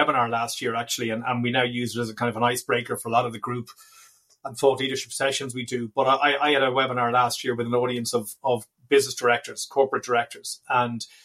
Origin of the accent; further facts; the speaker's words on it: Dublin, Leinster, Ireland; We are from and based in Dublin in Ireland. I'm delighted to say my hometown